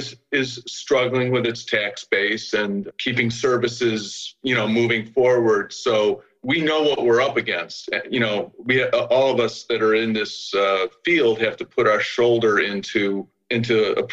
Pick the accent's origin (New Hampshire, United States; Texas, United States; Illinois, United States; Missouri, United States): Illinois, United States; Chicago; moved away as an adult; now in Philadelphia, United States; I'm a Chicagoan. I grew up with these big, nice parkways on all our streets. The city was laid out, on a grid, and the parkways were typically anywhere from 8 to 12 feet wide. I moved to Philly in the early 80s, and it's an older city.